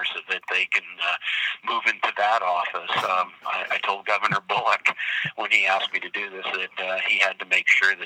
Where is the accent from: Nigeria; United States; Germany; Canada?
United States; Butte, Montana; I grew up in Butte